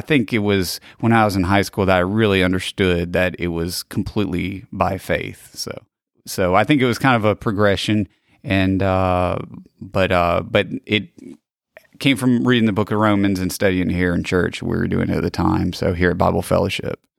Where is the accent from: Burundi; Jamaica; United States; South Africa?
United States; Gulf Coast, Pineville community, Mississippi; I was born, uh, here on the Gulf Coast in, uh, nineteen eighty-three. So I grew up in, uh, Pineville community